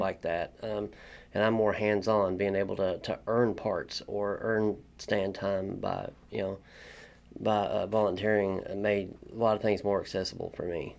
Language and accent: English; Corbin, Kentucky, United States; moved away as an adult; now in Lexington, United States; I'm from Corbin, Kentucky. Uh, I'm a painting body man slash mechanic. Um, I grew up, uh, grew up in Corbin